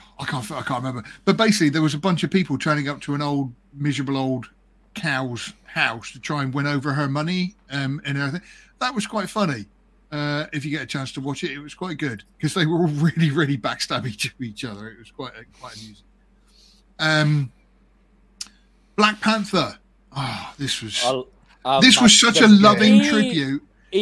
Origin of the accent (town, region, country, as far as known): Ireland; accent: Irish